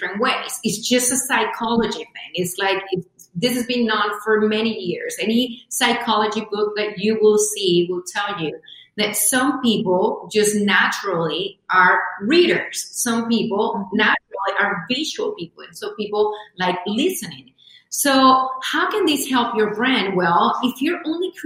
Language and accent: English; Venezuela; now in United States; I come from Venezuela. I joke, I say, I have a tag back here that says made in Venezuela. Been here in the U.S. for over 24 years now